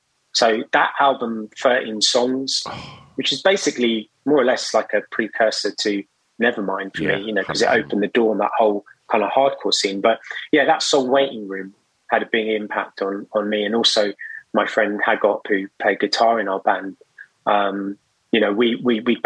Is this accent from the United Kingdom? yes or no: yes; London, United Kingdom; I grew up in West London